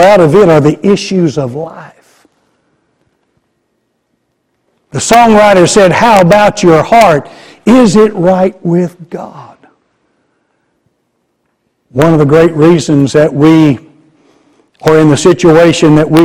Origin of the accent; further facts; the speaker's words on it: Garland, Texas, United States; Garland's my hometown.